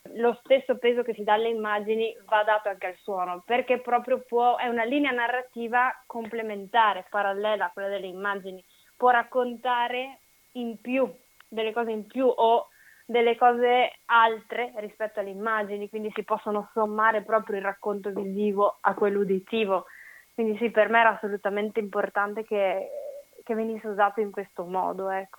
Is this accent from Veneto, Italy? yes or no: yes; Legnaro, Veneto, Italy; Legnaro, che è il mio paese d'origine